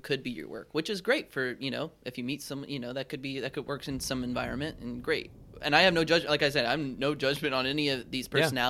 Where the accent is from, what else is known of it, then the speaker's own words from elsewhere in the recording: the South, United States; so I was raised in the South, and my parents and my whole family and like I think just society in the South does this thing where they beat around the bush